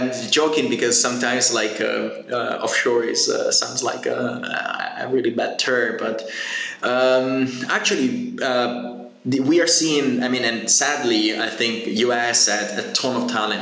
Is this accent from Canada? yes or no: no; Genoa, Liguria, Italy; I come from Genoa